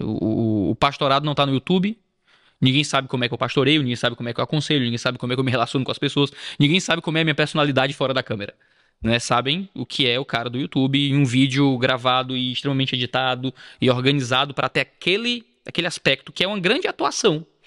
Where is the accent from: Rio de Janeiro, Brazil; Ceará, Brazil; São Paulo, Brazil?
Ceará, Brazil; Nascido e criado, como dizemos. Nasci no Ceará